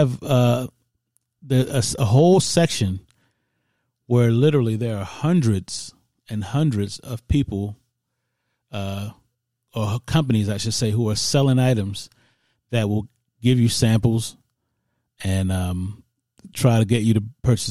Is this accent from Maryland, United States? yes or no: yes; Baltimore, Maryland, United States; I'm from Baltimore